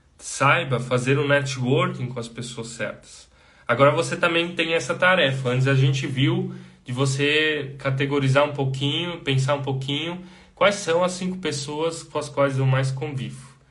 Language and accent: Portuguese; Brazil; Nós, como brasileiros, nós temos uma imensa dificuldade de dizer não